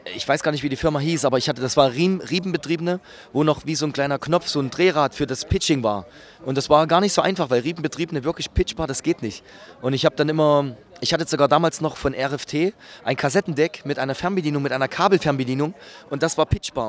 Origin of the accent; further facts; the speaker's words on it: Gera, Thuringia, Germany; bei uns in Gera